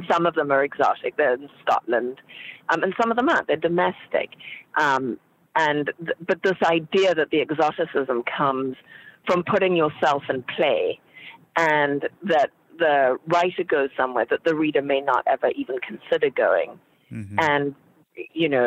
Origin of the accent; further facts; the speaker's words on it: Zimbabwe; moved away; I was raised in Zimbabwe, and I am Caucasian.